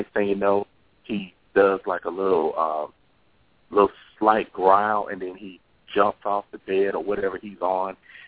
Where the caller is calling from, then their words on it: Texas, United States; I'm calling from Texas.